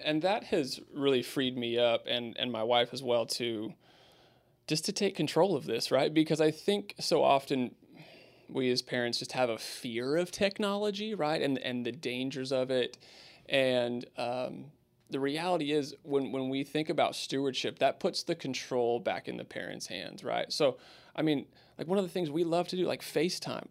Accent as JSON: {"language": "English", "town": "Spokane", "region": "Washington", "country": "United States", "tie": "born or raised there", "moved": "as an adult", "lives_now": "Houston, United States", "said": "I grew up in Spokane and my family was there"}